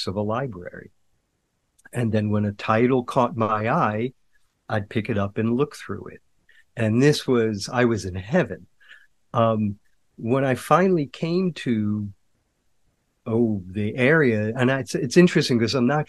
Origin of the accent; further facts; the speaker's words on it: Mount Vernon, New York, United States; I'm from actually Mount Vernon, New York